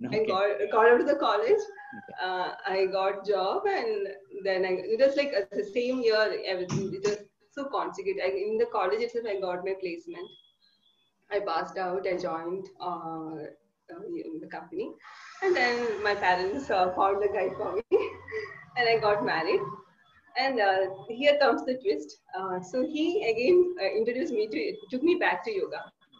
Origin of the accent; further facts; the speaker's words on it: Kerala, India; As you said, I'm from Kerala.